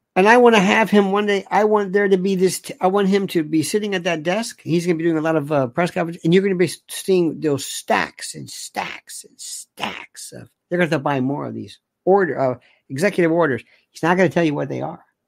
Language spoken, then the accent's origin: English; United States; I'm very proud to say that I am an American.